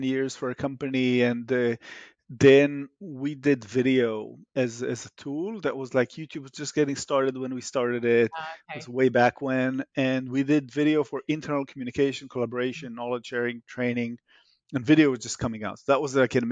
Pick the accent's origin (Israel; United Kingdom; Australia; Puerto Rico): Israel; moved away; As you can hear in my accent, I'm Israeli by origin.